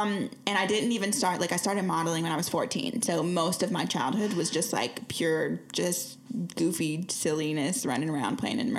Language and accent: English; Lee's Summit, Missouri, United States; In Lee Summit. So like, okay, here's how people know. The Chiefs just won the Super Bowl.